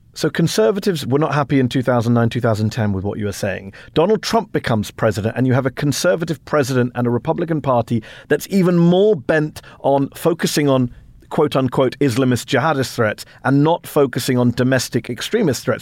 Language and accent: English; United Kingdom; now in United States; I'm a British immigrant living in the U S.